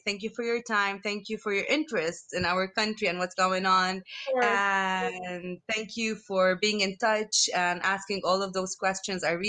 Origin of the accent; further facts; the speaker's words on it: Lebanon; I come from Lebanon